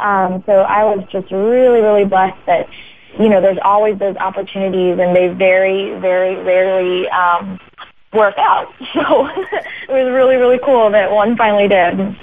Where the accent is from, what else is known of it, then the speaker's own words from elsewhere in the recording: Ohio, United States; also born or lived in Alabama / Florida; Yes, I was born in Ohio and kind of moved around, lived there and in Alabama and then in Florida.